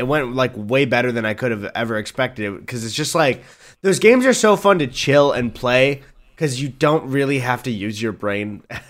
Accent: Philadelphia, Pennsylvania, United States; Hey, I just want everyone to know we're from Philadelphia.

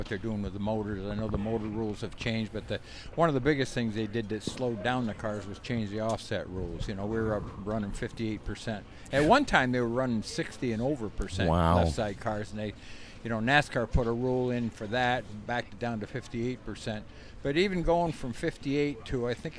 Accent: Saranac Lake, New York, United States; we're both from Saranac Lake

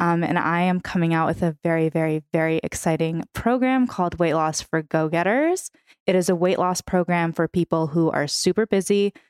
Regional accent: San Francisco, California, United States; first language Russian; English is a second language; moved away as an adult; also born or lived in New York; now in Los Angeles, United States; My entire family is from Ukraine, meaning my first language was Russian, so I'm fluent in Russian. Um, I'm from San Francisco

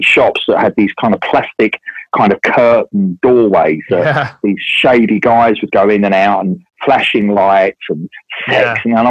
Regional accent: London, United Kingdom; moved away as an adult; now in Brighton, United Kingdom; I'm not from Brighton. I've been here 20 years, but grew up in central London and went to school in London.

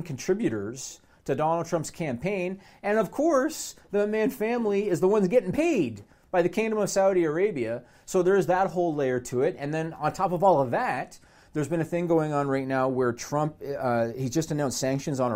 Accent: Canada; I'm Canadian

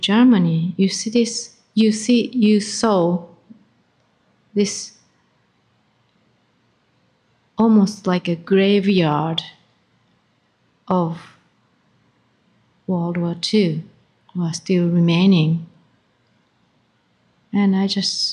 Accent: Japan; moved away; I came from Japan.

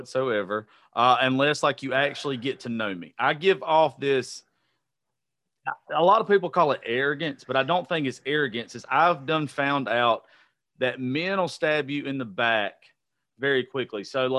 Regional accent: the South, United States; I'm a very unique person to be born and raised in the South

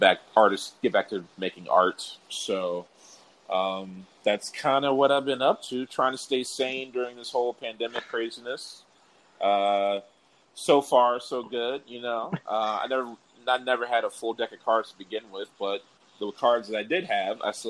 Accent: Prince George's County, Maryland, United States; moved away as an adult; also born or lived in Washington, D.C.; now in Los Angeles, United States; I'm originally from Prince George's County, Maryland, born and raised. Well, born in D.C., grew up in Maryland.

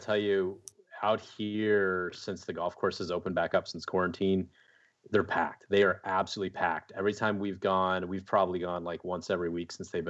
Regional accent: Arizona, United States; But, I mean, I came from Arizona where we have the Waste Management Open and we have the highest highest attendance of any PGA Tour event.

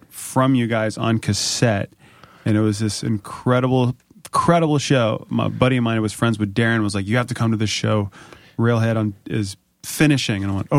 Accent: Springfield, Virginia, United States; I'm from Springfield.

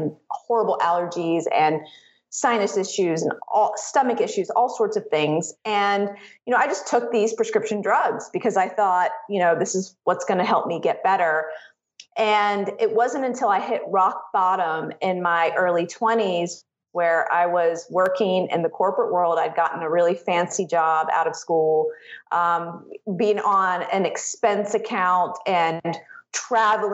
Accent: the South, United States; growing up in the South, we were one of the only Indian families

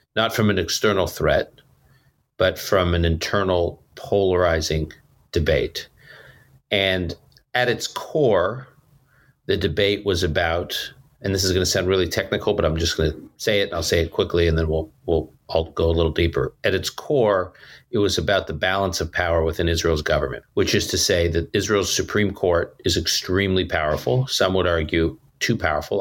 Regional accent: Toronto, Ontario, Canada; also born or lived in Utica, New York, United States; now in United States; born in upstate New York, Utica, New York, w, spent many years growing up in Toronto, Canada

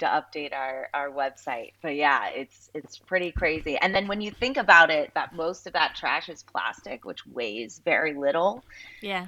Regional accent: Southeast Florida, United States; I grew up in Southeast Florida

